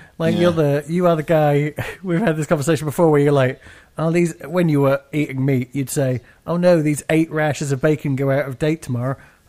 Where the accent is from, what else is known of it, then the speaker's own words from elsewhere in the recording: United Kingdom; I'm British.